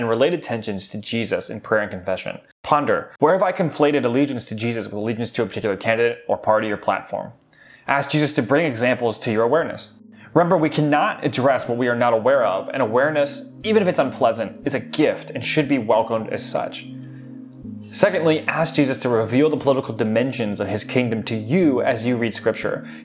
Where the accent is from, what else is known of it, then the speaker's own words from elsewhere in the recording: United States; As American Christians